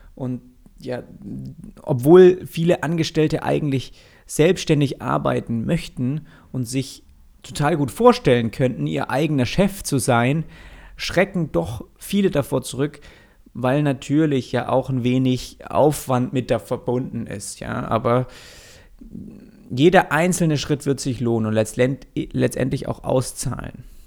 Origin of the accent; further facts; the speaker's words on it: Swabia, Germany; als gebürtiger Schwabe